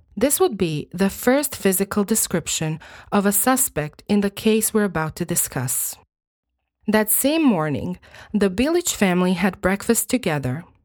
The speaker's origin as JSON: {"language": "English", "country": "Croatia", "tie": "born or raised there", "first_language": "Croatian", "second_language": "English", "said": "I was born and raised in Croatia, and I still live here"}